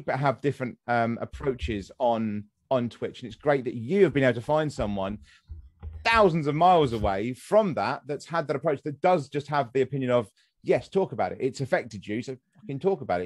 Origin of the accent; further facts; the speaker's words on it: United Kingdom; accent: near received pronunciation; I have near to the received pronunciation